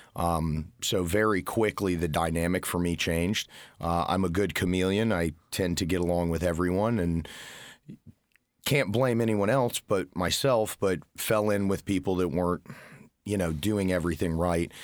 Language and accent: English; Florida, United States; moved away as an adult; now in Indiana, United States; was born and raised in Florida